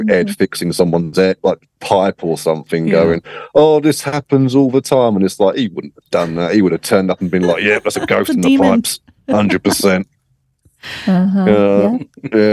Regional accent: England, United Kingdom; growing up in England

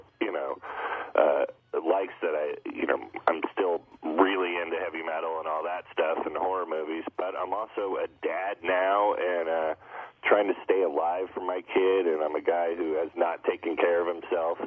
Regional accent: South Bay, near San Jose, California, United States; I was born in South Bay, actually, down by close to San Jose or by Stanford University.

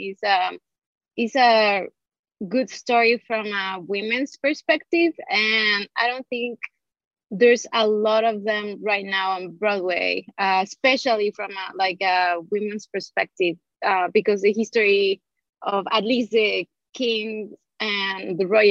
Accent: Mexico City, Mexico; moved away as an adult; now in New York City, United States; I'm from Mexico City.

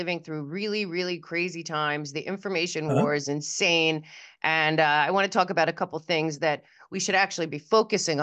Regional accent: United States; also born or lived in New York; I'm from Jersey and New York

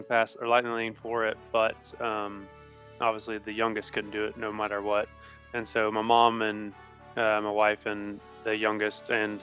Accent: United States; also born or lived in Tennessee; I'm from Alabama and Tennessee

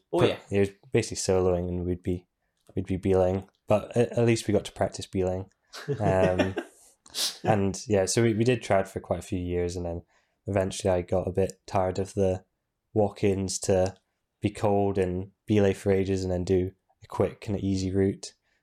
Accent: Inverness, Scotland, United Kingdom; I was born up in Inverness.

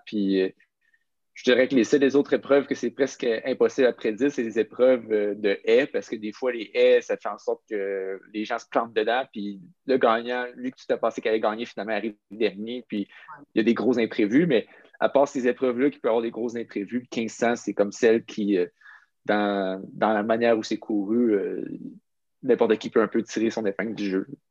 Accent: Quebec City, Quebec, Canada; j'ai grandi à Québec, euh, je suis resté à Québec pour mon secondaire, mon cégep, pour mon université

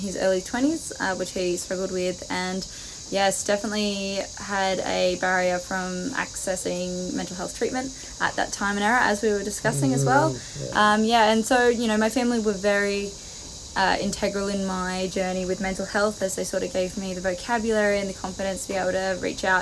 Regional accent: Newcastle, New South Wales, Australia; I'm from Newcastle originally.

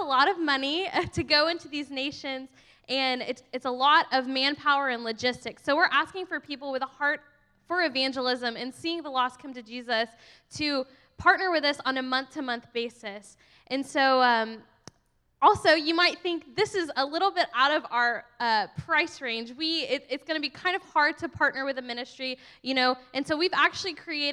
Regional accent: Texas, United States; I'm actually like from Texas and ride horses

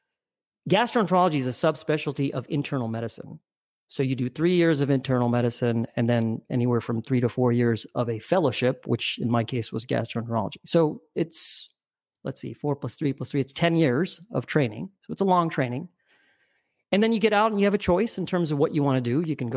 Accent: Alabama, United States; also born or lived in Brooklyn, United States / New Orleans, United States / Texas, United States; I was born in Brooklyn. I was only there for a year. And I grew up all over the South. I'm a Southern boy. I grew up in Alabama, spent formative years in New Orleans, different parts of Texas.

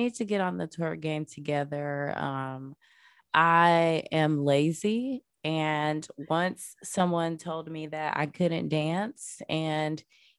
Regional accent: the South, United States; I was born and raised in the South, so obviously like, I grew up like popping is what we used to call it when we were little.

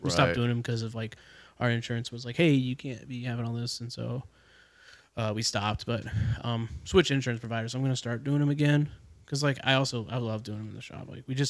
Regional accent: Jacksonville, Florida, United States; So when I was born in Jacksonville.

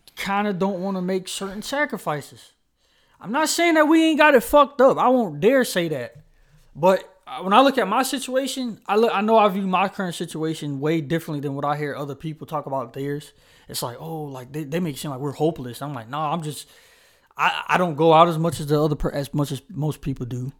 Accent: Charlotte, North Carolina, United States; originally I'm from Charlotte

